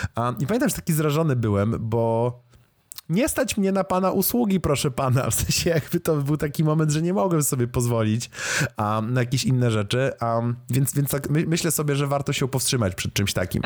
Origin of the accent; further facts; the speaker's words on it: Lublin, Lublin Voivodeship, Poland; w którym się wychowałem jako dzieciak zupełny jeszcze w Lublinie